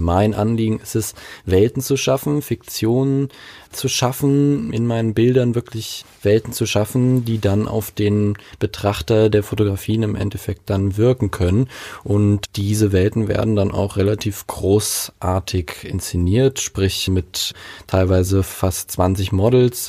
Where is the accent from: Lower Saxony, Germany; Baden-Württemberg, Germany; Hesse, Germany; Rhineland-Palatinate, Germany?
Rhineland-Palatinate, Germany; Mainz; ich komme aus Mainz, genauer gesagt aus Laubenheim